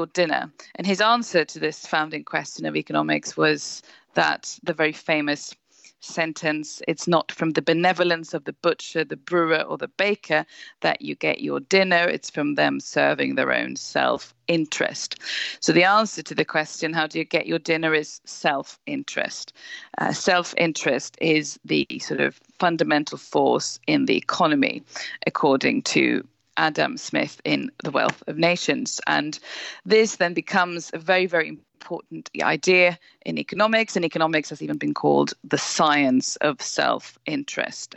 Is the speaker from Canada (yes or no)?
no; Sweden; now in England, United Kingdom; I live in England and work from there as a journalist, but I'm originally from Sweden